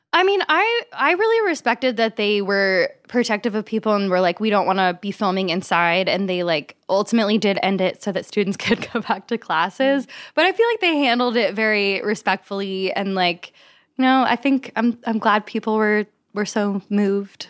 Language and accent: English; Kentucky, United States; I'm from Kentucky, so I grew up in the Bible Belt, right next to Asbury College.